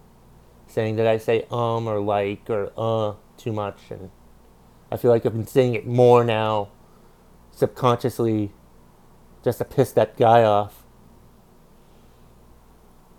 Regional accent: Vermont, United States; I'm a comedian from Vermont

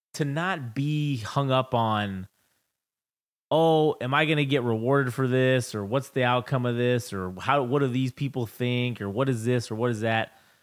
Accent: United States; I'm American

